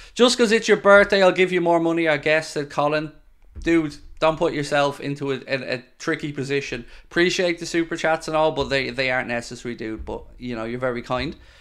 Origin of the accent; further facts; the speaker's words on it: Ireland; being Irish